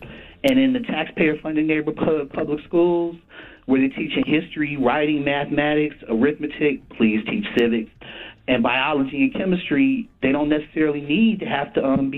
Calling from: Cleveland, Ohio, United States; I'm calling you from Cleveland.

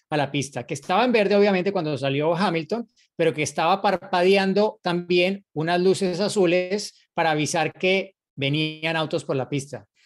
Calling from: Coacalco, State of Mexico, Mexico; Soy Edgar de Coacalco, Estado de México.

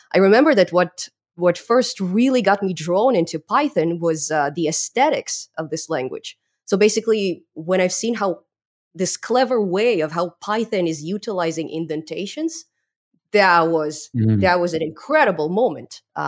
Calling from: British Columbia, Canada; I'm here in beautiful British Columbia, Canada, in particular in the outskirts of Vancouver.

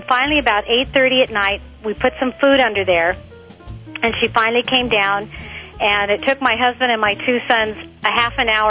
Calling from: Torrance, California, United States; Torrance, California.

